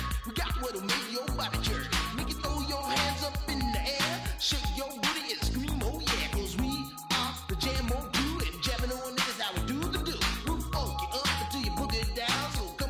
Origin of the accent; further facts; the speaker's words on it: Chicago, Illinois, United States; I'm from South Shore when South Shore was mega bougie.